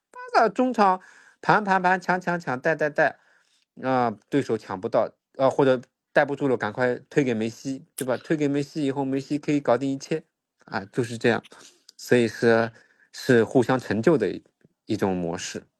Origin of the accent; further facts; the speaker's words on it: China; 我们中国人